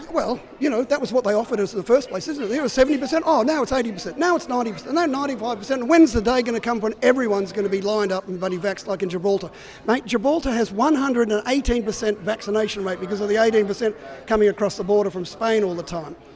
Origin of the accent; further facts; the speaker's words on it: Indonesia; I come from Indonesia.